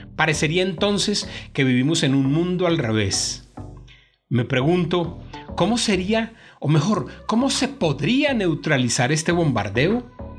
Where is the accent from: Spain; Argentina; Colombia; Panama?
Colombia; nuestra querida Colombia